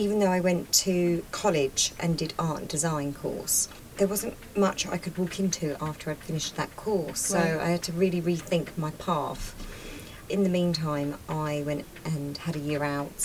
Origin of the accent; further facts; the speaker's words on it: London, United Kingdom; I grew up in West London.